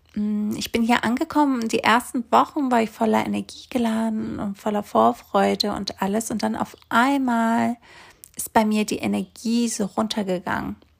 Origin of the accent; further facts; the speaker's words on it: Greece; moved away as an adult; also born or lived in Hamburg, Germany; Ich bin nämlich in Griechenland aufgewachsen, auf einer kleinen Insel.